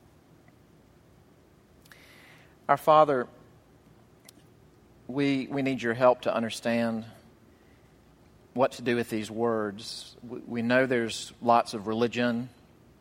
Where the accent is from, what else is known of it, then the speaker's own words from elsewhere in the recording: Mississippi, United States; my home state of Mississippi